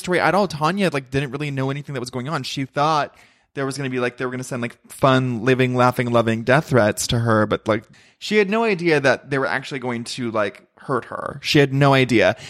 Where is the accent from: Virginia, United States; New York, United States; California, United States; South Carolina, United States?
California, United States; Ventura; moved away; I grew up in Ventura and it's my hometown.